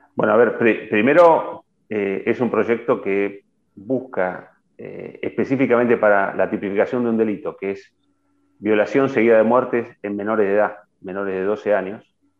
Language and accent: Spanish; Argentina; como argentinos